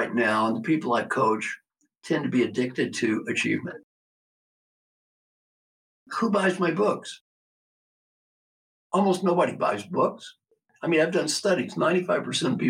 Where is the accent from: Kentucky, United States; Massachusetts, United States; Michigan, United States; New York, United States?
Kentucky, United States; Valley Station; I was brought up in Valley Station, Kentucky